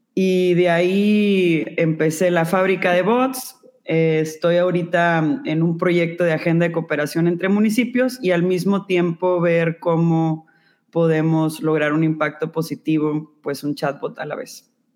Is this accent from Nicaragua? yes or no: no; Monterrey, Nuevo León, Mexico; also born or lived in New York; soy de Monterrey, Nuevo León.